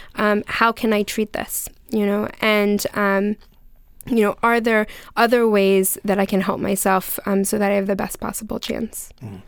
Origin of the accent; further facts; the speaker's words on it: Gettysburg, Pennsylvania, United States; moved away; I'm actually from Gettysburg originally, so it's nice to hear um, from somebody from um, from home